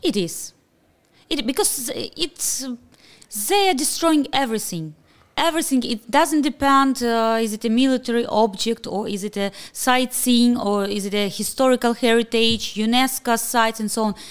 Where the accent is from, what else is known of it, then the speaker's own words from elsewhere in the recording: Kharkiv, Kharkiv Oblast, Ukraine; I'm so proud that I'm from Kharkiv.